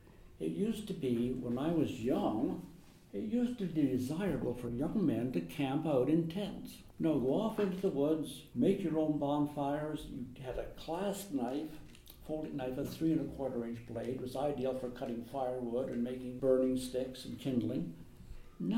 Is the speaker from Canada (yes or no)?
yes; Canada